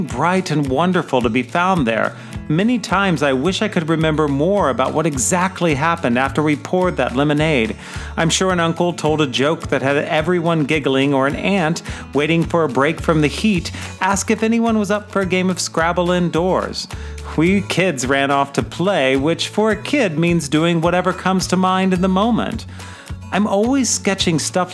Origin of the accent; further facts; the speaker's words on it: Midwest, United States; Rivers and lakes are the only large bodies of water that I grew up near living in the Midwest.